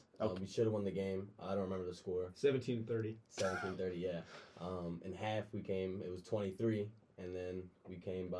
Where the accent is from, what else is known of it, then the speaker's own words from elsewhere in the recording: Baltimore, Maryland, United States; I'm from Baltimore.